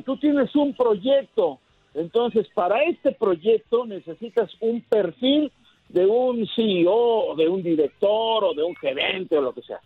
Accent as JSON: {"language": "Spanish", "country": "Mexico", "said": "como mexicano"}